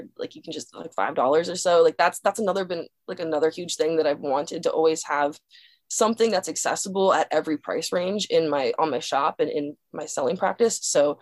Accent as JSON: {"language": "English", "town": "Dillsburg", "region": "Pennsylvania", "country": "United States", "tie": "born or raised there", "moved": "yes", "said": "My hometown is called Dillsburg, Pennsylvania."}